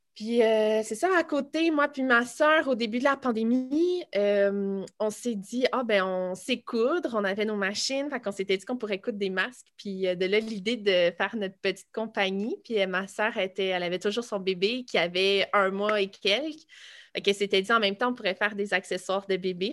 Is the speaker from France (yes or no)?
no; Boisbriand, Quebec, Canada; also born or lived in Laval / Saint-Jérôme / Blainville; je suis née à Laval, mais on a toujours habité à Boisbriand